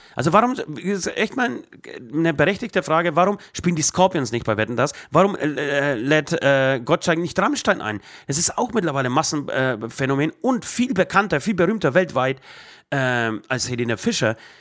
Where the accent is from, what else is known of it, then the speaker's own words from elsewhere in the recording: Trockau, Bavaria, Germany; ich bin ja in Trockau groß geworden